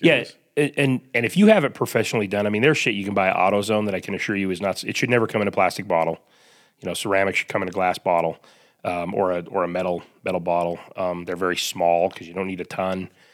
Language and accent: English; Salt Lake City, Utah, United States; I grew up here in Salt Lake